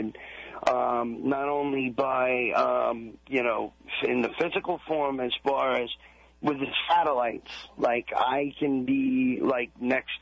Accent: Long Island, New York, United States; I grew up on Long Island

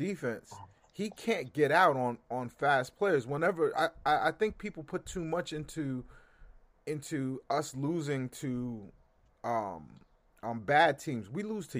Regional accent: New York City, New York, United States

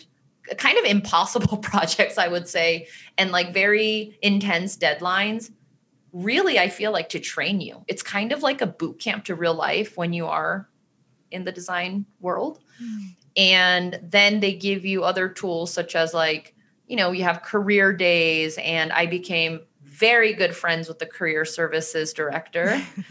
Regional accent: Maryland, United States; moved away as an adult; also born or lived in New York; now in California, United States; When I was younger, I grew up in Maryland

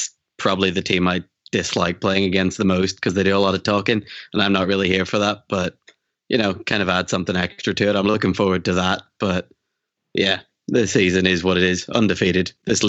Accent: Ireland

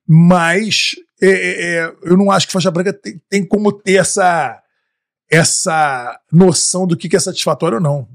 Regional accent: Rio de Janeiro, Brazil; now in Austin, United States; como bom carioca

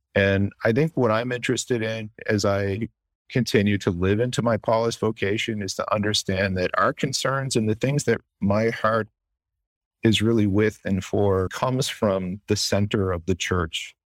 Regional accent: the Maritimes of Canada, Canada; moved away as an adult; now in Chicago, United States; the place I grew up in the Maritimes of Canada

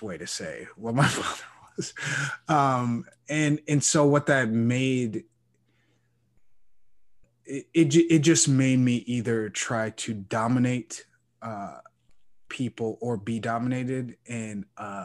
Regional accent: Chicago, Illinois, United States; growing up in Chicago

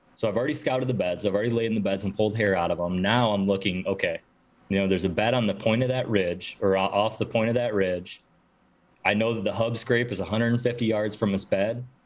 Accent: New York, United States; moved away as an adult; now in Midwest, United States; growing up in New York

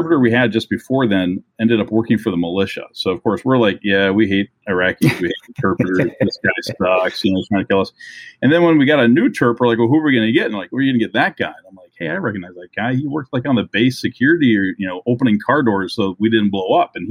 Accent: Minnesota, United States; I'm from Minnesota

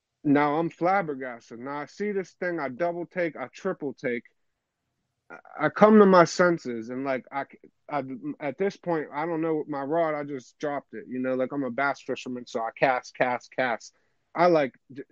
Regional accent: Pennsylvania, United States; I'm from PA

